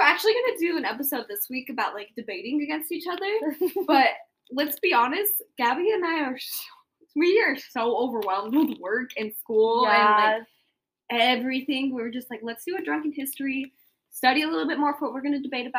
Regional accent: Tooele, Utah, United States; also born or lived in Salt Lake City, Utah; But I was raised in Tooele, Utah. I was born in Salt Lake, but my parents lived in Tooele.

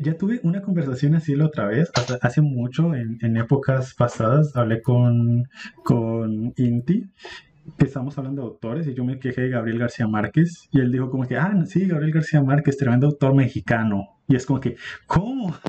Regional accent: Colombia

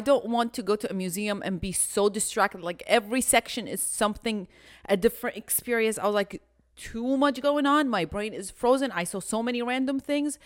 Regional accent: Houston, Texas, United States; We're from Houston

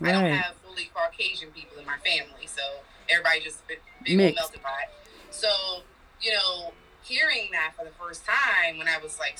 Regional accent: New York, United States; They call me the New York girl.

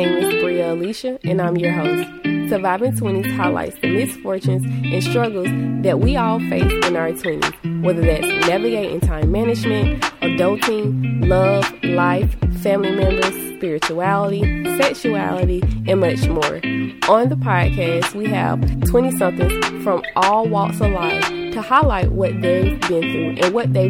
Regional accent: the South, United States; I'm from the south.

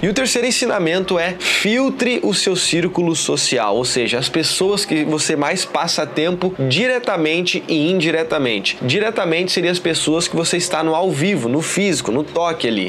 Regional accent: Porto Alegre, Rio Grande do Sul, Brazil; moved away as an adult; also born or lived in São Paulo; now in Florianópolis, Brazil; Eu sou gaúcho de Porto Alegre aqui, mas eu já morei em São Paulo, já morei, né? Tô morando hoje em Florianópolis

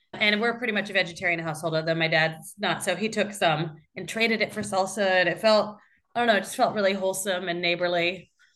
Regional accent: Iowa, United States; moved away as an adult; now in London, United Kingdom; I grew up in Iowa, uh, but I've been in London for eighteen years now

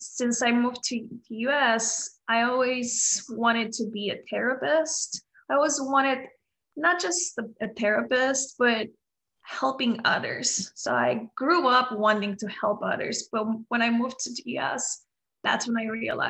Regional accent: Romania; moved away as an adult; now in United States; I am from Romania. I moved to US 7 years ago

